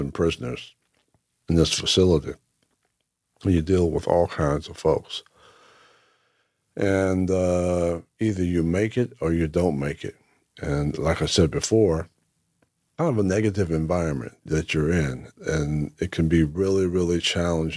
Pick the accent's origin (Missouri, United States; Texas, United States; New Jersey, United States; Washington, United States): New Jersey, United States; Whitesboro; growing up in Whitesboro